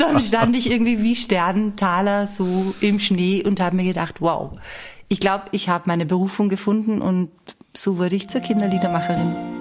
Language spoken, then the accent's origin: German; Austria; bei uns in Österreich eine Sendung, die hieß Am Dam des. Und die kennt ihr wahrscheinlich nicht. Und mit dieser Sendung bin ich groß geworden